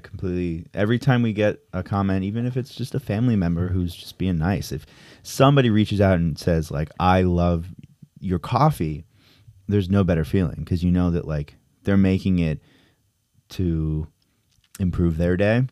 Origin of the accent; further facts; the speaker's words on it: Connecticut, United States; now in New York, United States; I'm from Connecticut